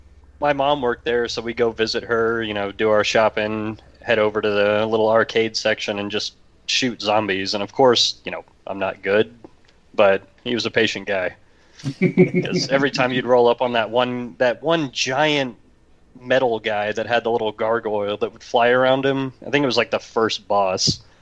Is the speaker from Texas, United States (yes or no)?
yes; Texas, United States; Fair enough. I'm from Texas. I get you.